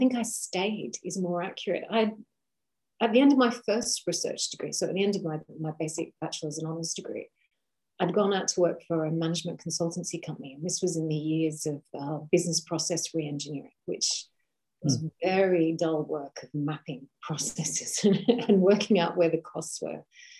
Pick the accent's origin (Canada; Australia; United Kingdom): Australia; Primarily in Australia. So it was up and down Australia. We moved a lot as children.